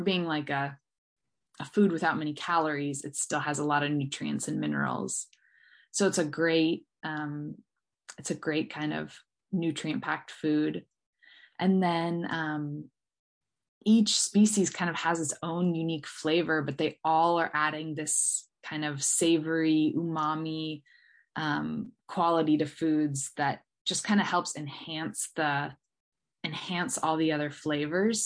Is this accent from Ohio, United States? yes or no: no; Southern California, United States; also born or lived in Bay Area, Northern California; I grew up down here in Southern California by the beach